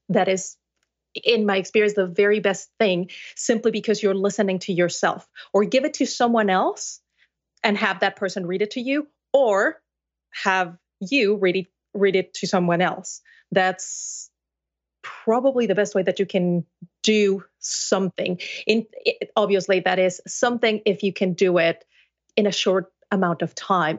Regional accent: Mexico City, Mexico; first language Spanish; English is a second language; now in United States; I was born and raised in Mexico City, in a family of translators

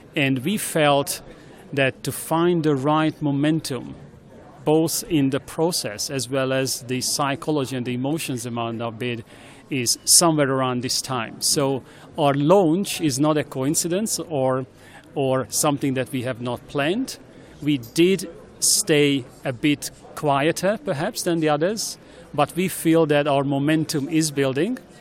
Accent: Hungary; accent: Hungarian; English is a second language; moved away as an adult; also born or lived in Sydney / Athens / Beijing; now in China; i'm obviously hungarian I hope it's not only my accent in English, but also definitely by birth

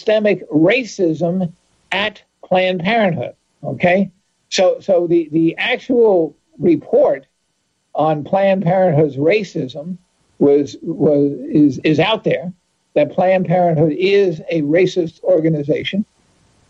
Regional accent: New York, United States; I grew up in New York State.

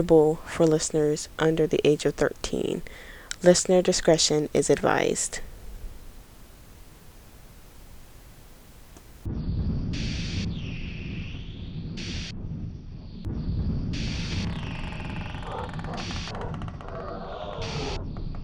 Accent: United States; I'm from the United States

